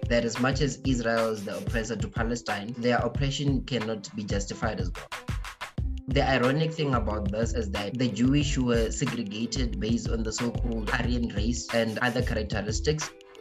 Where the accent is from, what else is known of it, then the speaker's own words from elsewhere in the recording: South Africa; us as South African people